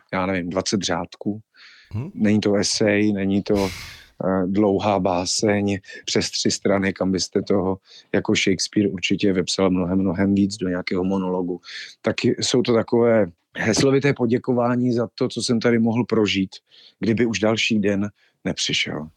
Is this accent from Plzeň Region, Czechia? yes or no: no; Ostrava, Moravian-Silesian Region, Czechia; moved away as an adult; also born or lived in Havířov / Krkonoše; now in Prague, Czechia; Letos to bude dvacet let, co jsem z Ostravy odešel